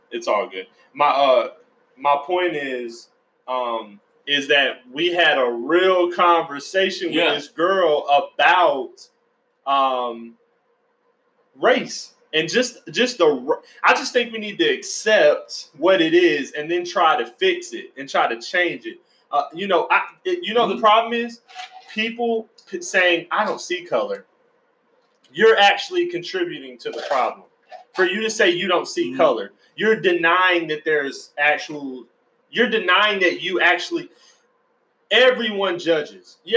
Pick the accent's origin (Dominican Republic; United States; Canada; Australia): United States; Georgia; also born or lived in Florida; I'm from Florida too. I was born in Florida. I grew up in Georgia